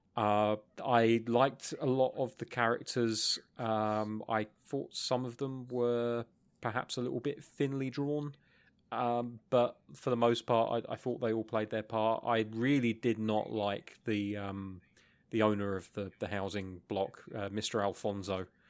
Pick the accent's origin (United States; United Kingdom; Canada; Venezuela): United Kingdom; England; I'm English